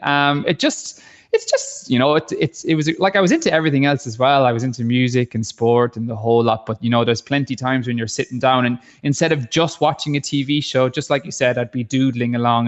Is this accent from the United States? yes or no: no; Ballycotton, Munster, Ireland; I'm from Ballycotton